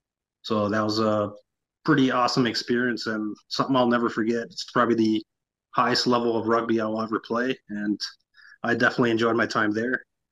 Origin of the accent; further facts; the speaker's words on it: Roseau, Minnesota, United States; moved away as an adult; also born or lived in Albuquerque; I was born in Roseau, Minnesota, so northern Minnesota boy.